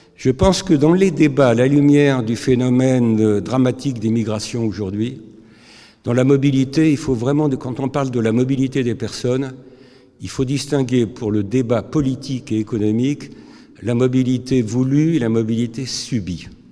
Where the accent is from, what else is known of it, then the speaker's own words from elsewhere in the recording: France; je suis français